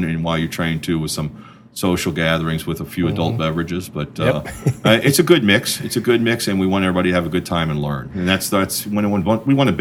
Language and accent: English; South Florida, United States; I'm from South Florida